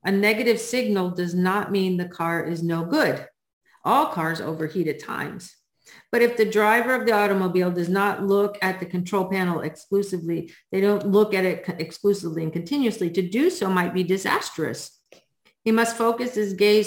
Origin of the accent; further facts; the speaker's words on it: New England, United States; I grew up in New England and that's how we were taught how to drive in the snow